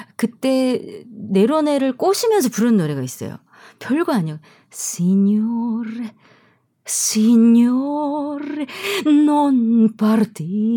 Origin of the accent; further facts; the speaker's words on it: South Korea; moved away as an adult; also born or lived in Germany; 한국에서 나온 우리 한국 출신 성악가들